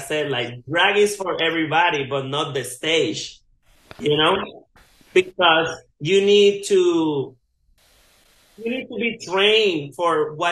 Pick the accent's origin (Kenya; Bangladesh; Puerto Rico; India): Puerto Rico; I grew up in Guac, Puerto Rico. It's like, like the mountains